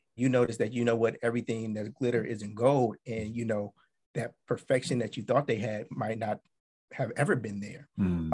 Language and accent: English; Akron, Ohio, United States; now in Washington, DC, United States; I'm originally from Akron, Ohio. I'm um, currently living in the DC area